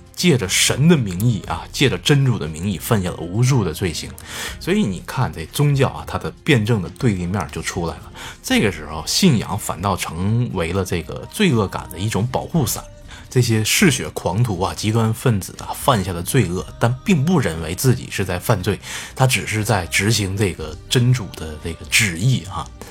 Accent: China; 我们中国人都知道啊

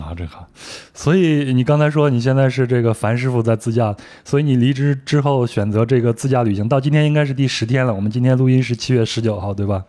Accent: Henan, China; 我老家在河南

